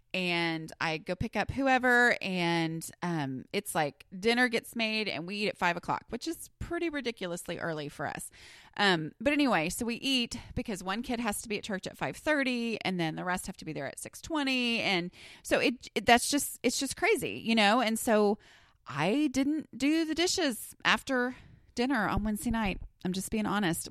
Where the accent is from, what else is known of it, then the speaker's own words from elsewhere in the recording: Southern, United States; accent: Southern; my Southern accent increases significantly